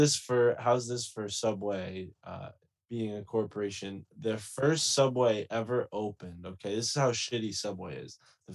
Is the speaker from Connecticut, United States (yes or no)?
yes; Connecticut, United States; I grew up in Connecticut, conspiracy Connecticut